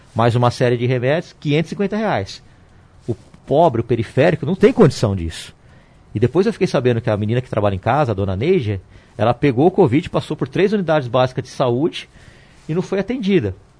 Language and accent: Portuguese; Ribeirão Preto, São Paulo, Brazil; Sou de Ribeirão Preto.